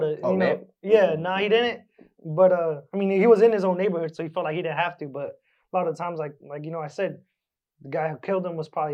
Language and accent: English; Lindsay, California, United States; I'm from Lindsay.